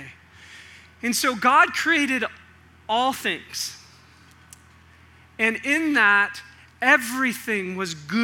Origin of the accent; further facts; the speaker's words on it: Northern California, United States; moved away; I came from Northern California